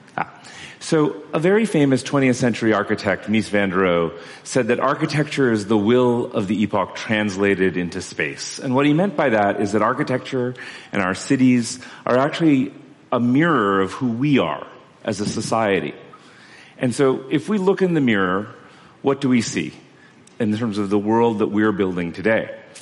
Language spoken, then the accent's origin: English; Kolkata, West Bengal, India; I'm from Calcutta